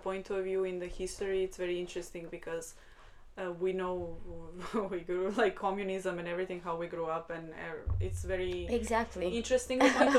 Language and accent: English; Sremčica, Belgrade, Serbia; English is a second language; moved away; I am not from Belgrade exactly, from the capital of Serbia. I'm like a 40 minutes away, like 40 minute drive. And the place where I'm from is actually called Sremčica.